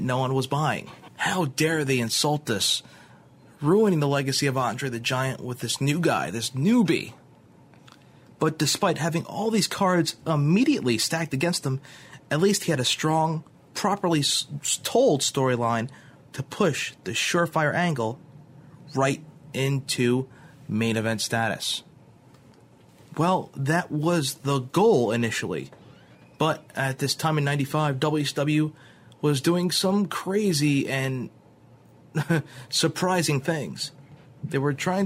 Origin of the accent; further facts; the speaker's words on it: East Coast, tri-state area, United States; since I lived in the East Coast and lived in the tri-state area, of course, I would draw more towards the Federation as it was my hometown company